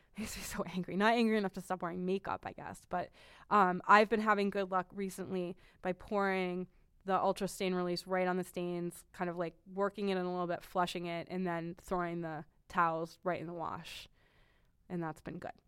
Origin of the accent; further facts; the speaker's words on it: New England, United States; I'm from New England